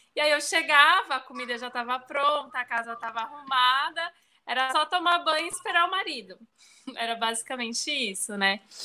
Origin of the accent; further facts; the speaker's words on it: São Paulo, Brazil; moved away as an adult; now in Bahia, Brazil; eu sou de São Paulo, mas moro na Bahia, já vai fazer sete anos já que eu tô aqui